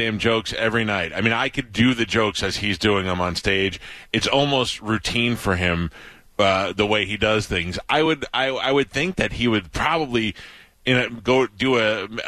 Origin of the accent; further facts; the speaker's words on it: New York, United States; I'm 48 years old, I'm from New York